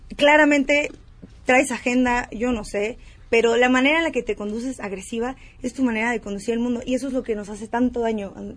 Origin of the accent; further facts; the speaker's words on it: Baja California, Mexico; Yo soy de Baja California